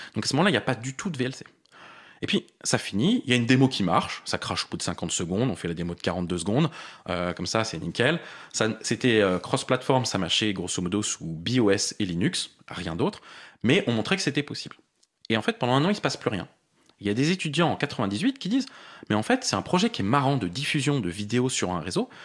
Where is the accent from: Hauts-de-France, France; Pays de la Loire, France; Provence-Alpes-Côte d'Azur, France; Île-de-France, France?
Île-de-France, France; Paris; je suis parisien. J'ai vécu la plupart de ma vie à Paris.